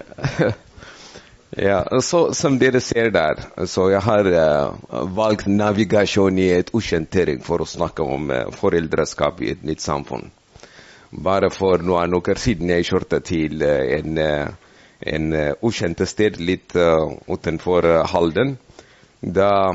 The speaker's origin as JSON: {"language": "Norwegian", "country": "Ethiopia", "second_language": "Norwegian", "moved": "yes", "lives_now": "Norway", "said": "jeg er eh, fra Etiopia, så eh, jeg kom fra et bibelsk land"}